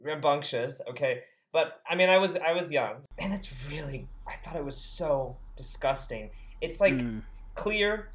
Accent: Texas, United States; now in Tel Aviv, Israel; I've actually learned to tell people that I'm from Texas rather than the US

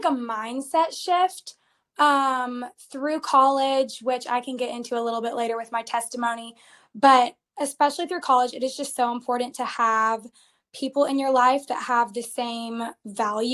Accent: Georgia, United States; also born or lived in Arizona; I grew up in Georgia

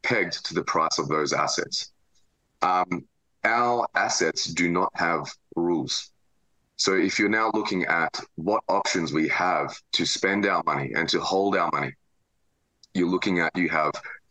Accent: Melbourne, Victoria, Australia; I'm from Melbourne, Australia.

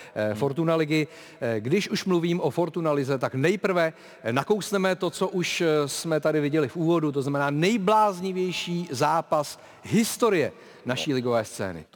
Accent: Prague, Czechia; narodil jsem se na Žižkově a od eh, školky až po vysokou školu jsem prostě byl Žižkovák

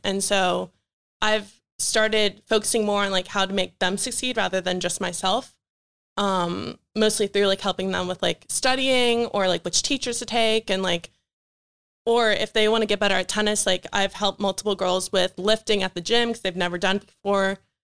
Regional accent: Chantilly, Virginia, United States; moved away as an adult; now in York, United States; I'm from Northern Virginia

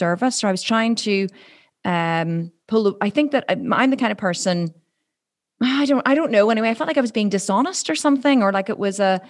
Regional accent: Ireland; I'm Irish

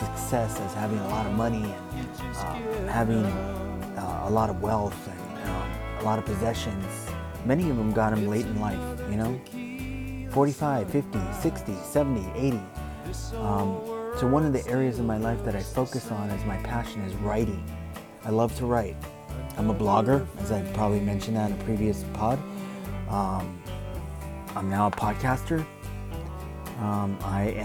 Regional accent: Los Angeles, California, United States; I grew up in Los Angeles

